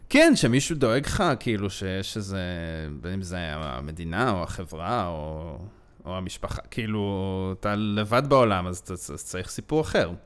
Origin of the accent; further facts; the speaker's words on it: Israel; אני ישראלי